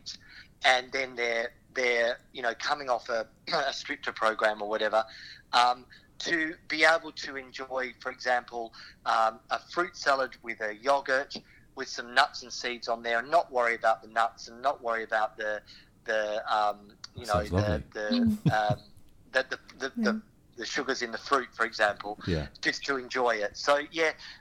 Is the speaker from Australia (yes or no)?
yes; Australia; I'm from Australia